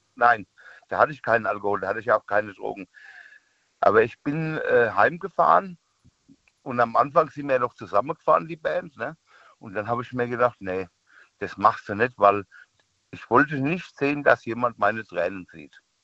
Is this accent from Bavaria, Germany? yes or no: yes; near Aschaffenburg, Bavaria, Germany; Ich komme aus der Nähe von äh, Aschaffenburg.